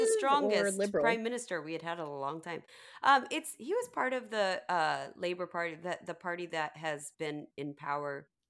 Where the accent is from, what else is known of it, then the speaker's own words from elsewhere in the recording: United States; now in Japan; So I'm American.